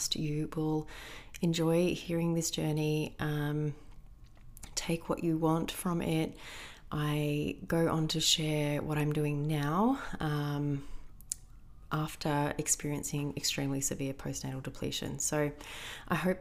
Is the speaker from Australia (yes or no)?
yes; Australia; Aussies, we're pretty much the same